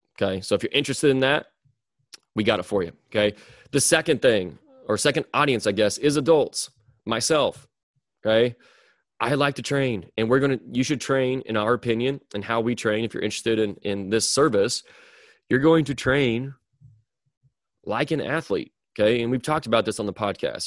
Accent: Mound City, Missouri, United States; now in Liberty, United States; move back to my hometown, which is in Mound City, Missouri

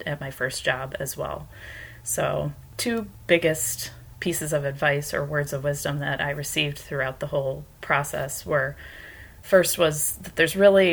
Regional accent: Livonia, Michigan, United States; moved away as an adult; now in Baltimore, United States; I actually was born and raised in Michigan. I grew up in Livonia, Michigan, which is a city just outside of Detroit.

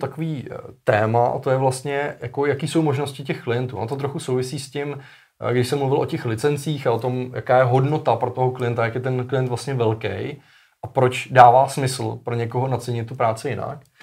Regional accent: Czechia; u nás v Čechách

